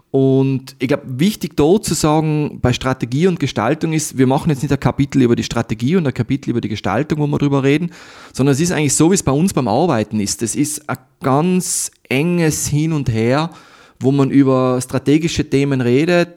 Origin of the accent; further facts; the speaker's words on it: Tyrol, Austria; ich bin in Tirol aufgewachsen.